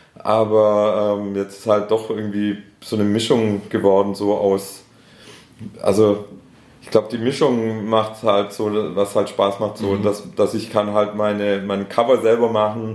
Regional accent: Schorndorf, Baden-Württemberg, Germany; accent: Stuttgart Swabian; first language Swedish; moved away as an adult; also born or lived in Stuttgart; now in Ludwigsburg, Germany; ich komme ja ursprünglich aus Schorndorf

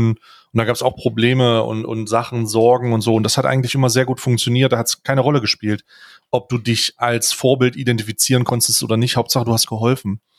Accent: Germany; ich als Deutscher

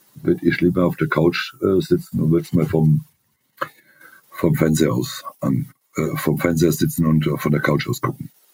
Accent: Germany; als, als Deutscher

